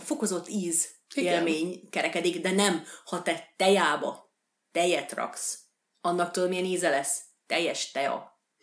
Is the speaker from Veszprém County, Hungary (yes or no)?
no; Békés, Hungary; accent: Békés; ez a békési kiejtésem